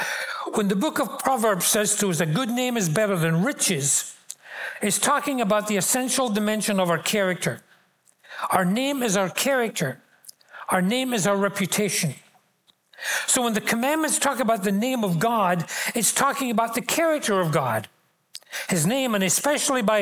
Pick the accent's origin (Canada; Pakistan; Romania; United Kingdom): United Kingdom; Glasgow, Scotland; moved away as an adult; I grew up in Glasgow